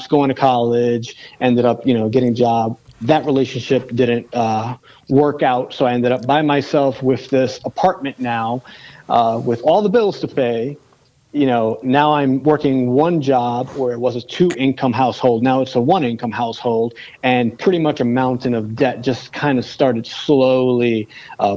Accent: New York City, New York, United States; growing up in the South Bronx

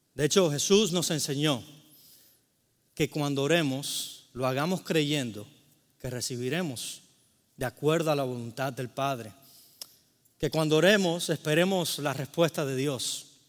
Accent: Cuba; moved away; vengo de Cuba

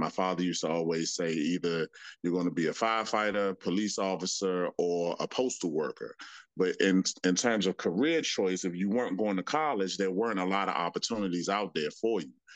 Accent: Washington, District of Columbia, United States; I'm a, a native Washingtonian. Um, I grew up in Washington D.C., Northeast Washington D.C.

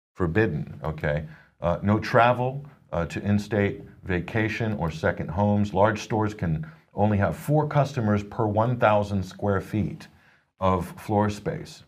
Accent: Nebraska, United States; this is my home state, Nebraska

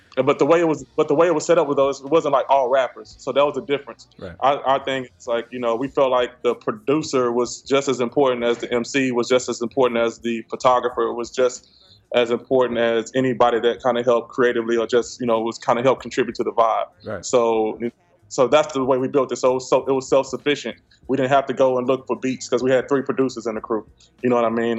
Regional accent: Houston, Texas, United States; we're from Houston

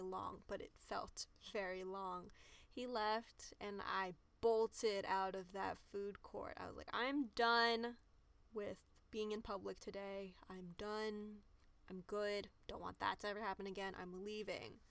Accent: United States; I am just as much American as anyone else

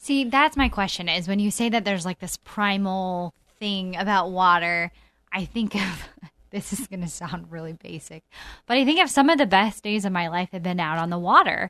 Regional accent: Montana, United States; moved away; I'm from Montana

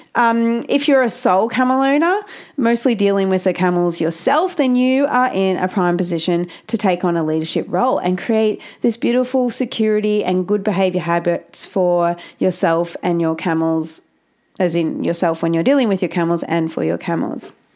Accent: Australia; I'm Australian and I don't really talk like

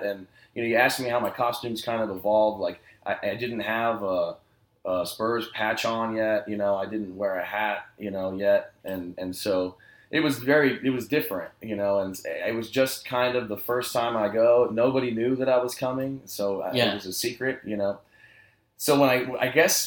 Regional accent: San Antonio, Texas, United States; growing up in San Antonio

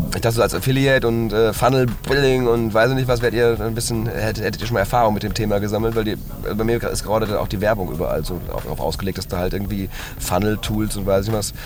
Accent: Hagen, North Rhine-Westphalia, Germany; ich komme ursprünglich aus Hagen

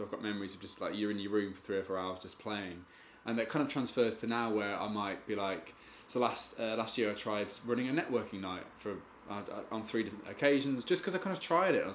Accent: Spalding, East Midlands, United Kingdom; I'm from Spalding in Lincolnshire, which is the east

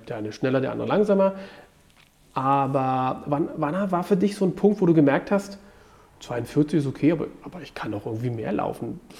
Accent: Germany; ich bin ja in der DDR aufgewachsen

